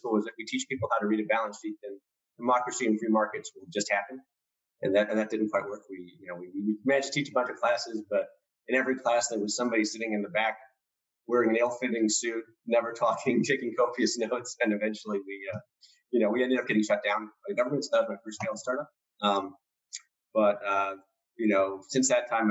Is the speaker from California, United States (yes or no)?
yes; Cupertino, California, United States; I grew up in Cupertino, California.